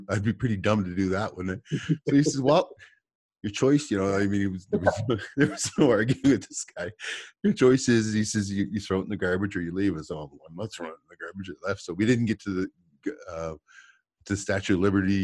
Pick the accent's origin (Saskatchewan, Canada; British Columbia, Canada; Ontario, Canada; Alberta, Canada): Alberta, Canada; I'm from Alberta